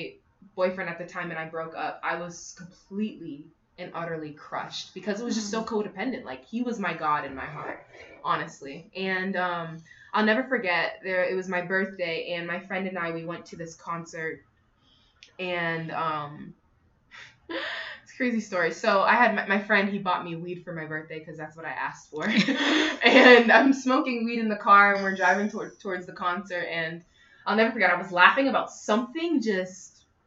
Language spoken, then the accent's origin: English; Connecticut, United States; also born or lived in Northern Africa; now in Atlanta, United States; I am originally from Connecticut, but I grew up in an African household. My dad is from Kenya and my mother is from Uganda. And yeah, I now live in Atlanta, Georgia.